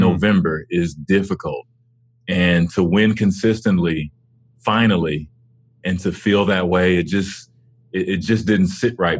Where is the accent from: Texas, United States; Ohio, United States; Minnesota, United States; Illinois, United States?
Texas, United States; Dallas; Dallas, my hometown